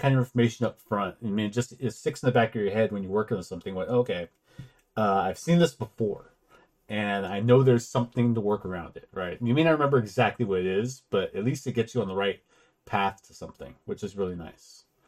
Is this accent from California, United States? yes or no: yes; California, United States; I'm from California.